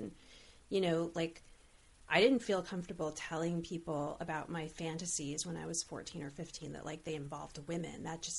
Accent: Olympia, Washington, United States; now in Los Angeles, United States; I was growing up in Olympia and then like coming back to LA at 28, I felt like, oh, this isn't like, I'm an adult now.

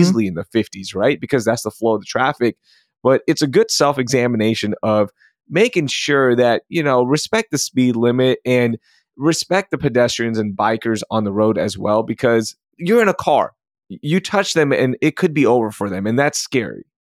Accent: Sugar Land, Texas, United States; I grew up in Sugarland

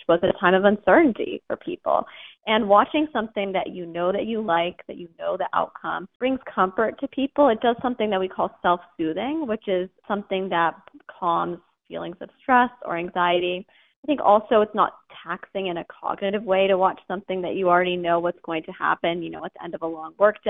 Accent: Massachusetts, United States; born or raised there

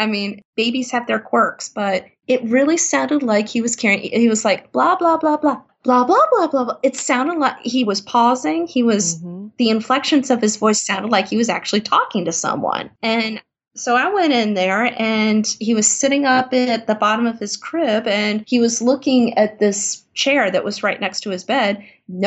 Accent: Virginia Beach, Virginia, United States; also born or lived in South Korea / Taiwan; my hometown here in Virginia Beach

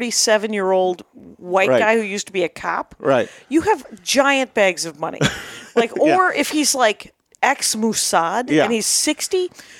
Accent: South Milwaukee, Wisconsin, United States; I grew up in South Milwaukee, Wisconsin.

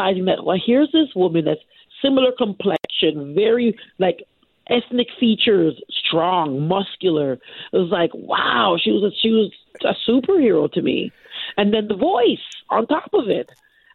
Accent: Canada; I'm Canadian. I'm a born and raised Canadian.

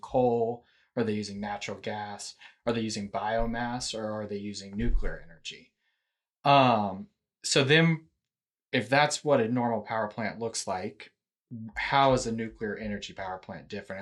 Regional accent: Houston, Texas, United States; also born or lived in Austin; I, I'm originally from Houston

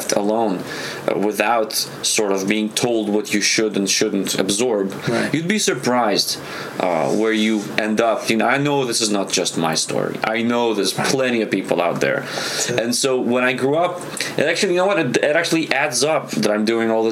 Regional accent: Israel; also born or lived in Soviet Union; now in Los Angeles, United States; growing up in Israel

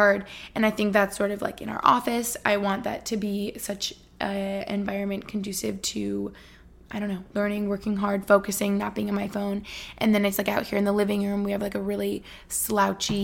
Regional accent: Albany, New York, United States; also born or lived in Boston; now in Allentown, United States; Albany, New York, where I grew up

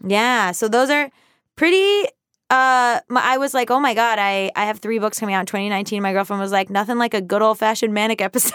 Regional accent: the South, United States; now in Los Angeles, United States; I'm from the South

